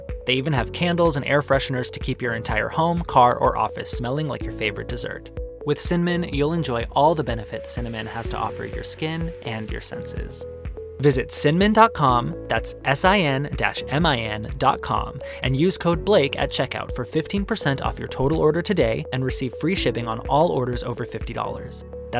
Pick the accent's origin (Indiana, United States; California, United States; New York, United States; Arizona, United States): Arizona, United States; growing up in Arizona